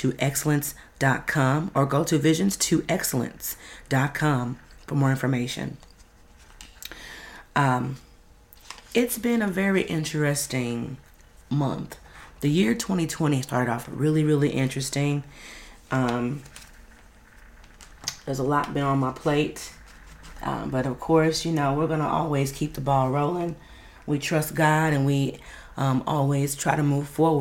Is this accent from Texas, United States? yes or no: yes; Dallas, Texas, United States; Oak Cliff, that's my hood